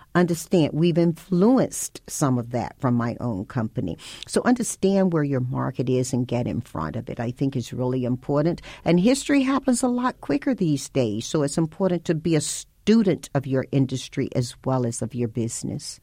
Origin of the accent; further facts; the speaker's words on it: Tarboro, North Carolina, United States; Panola Street divided my hometown between white and black. And the diversity that you see now when you go to Tarboro, North Carolina didn't exist then